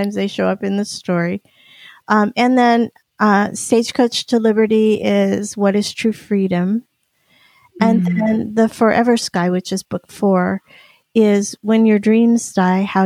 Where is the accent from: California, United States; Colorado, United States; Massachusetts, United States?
California, United States; Union City; also born or lived in Stockton, California; I am from Alvarado Niles, a Union City, a town close to Alvarado Niles